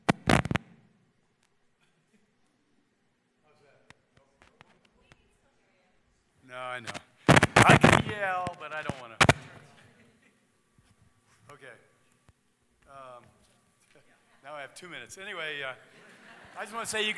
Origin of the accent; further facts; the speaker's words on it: East Coast, United States; moved away; I grew up in the East Coast